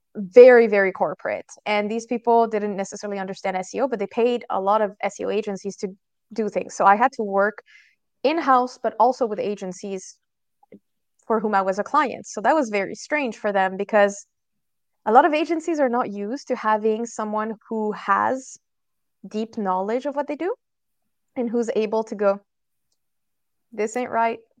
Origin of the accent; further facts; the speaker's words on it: France; moved away; I'm originally from France